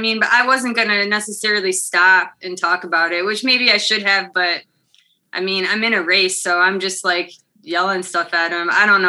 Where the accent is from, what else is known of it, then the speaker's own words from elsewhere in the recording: Swanton, Ohio, United States; also born or lived in Toledo, Ohio; I'm pretty much from here, Toledo, Ohio. Grew up in Swanton, Ohio, which is just like a half hour or so west of here. So out in the country.